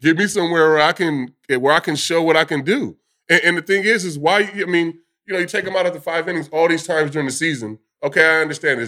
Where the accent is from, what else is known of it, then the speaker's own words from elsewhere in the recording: California, United States; moved away; Growing up in California